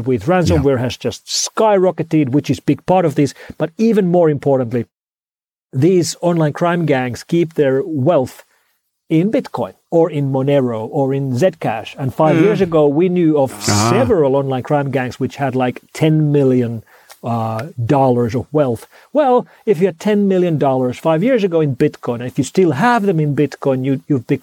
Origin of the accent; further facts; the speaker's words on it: Finland; first language Finnish; English is a second language; now in Helsinki, Finland; my native language of Finnish